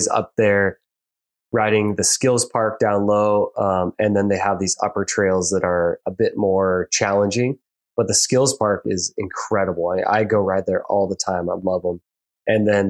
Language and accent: English; Darrington, Washington, United States; also born or lived in Spokane, Washington; now in Bellingham, United States; I grew up in Darrington, Washington, which is this tiny logging town